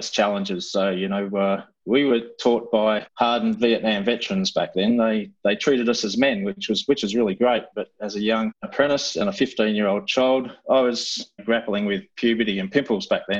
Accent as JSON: {"language": "English", "region": "Western Australia", "country": "Australia", "tie": "born or raised there", "said": "I grew up in Western Australia and I was privileged"}